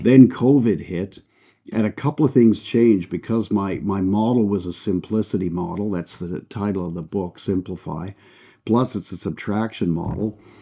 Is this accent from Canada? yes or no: yes; Canada; accent: Canadian; moved away as an adult; also born or lived in United Kingdom; Canadian, so you can tell by the accent. That's where I That's where I grew up.